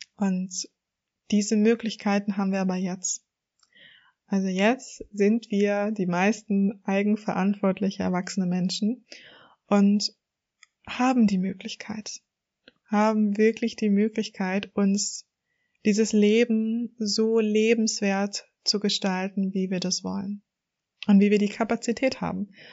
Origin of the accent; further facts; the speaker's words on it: Germany; also born or lived in Hamburg; Ich komme aus der Nähe von Hamburg und lebe auch in Hamburg